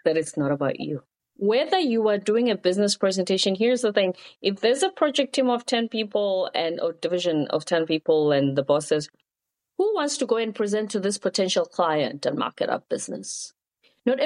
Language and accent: English; South Africa; moved away; also born or lived in South Korea; I'm from South Africa. At the time, my country was going through political changes